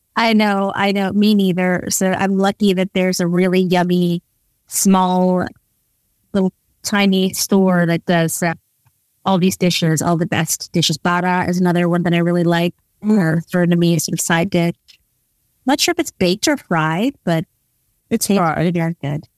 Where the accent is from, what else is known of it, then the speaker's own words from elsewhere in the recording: New York, United States; moved away as an adult; also born or lived in London, United Kingdom; now in Netherlands; having grown up in the East Village